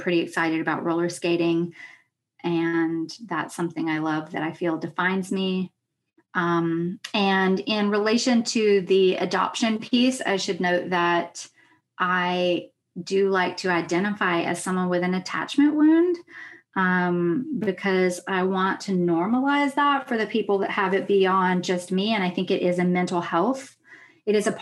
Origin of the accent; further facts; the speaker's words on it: Jackson, Mississippi, United States; moved away as an adult; now in New York, United States; I grew up on Choctaw, Chickasaw, and Natchez territory, which is also called Jackson, Mississippi. And so I am also Southern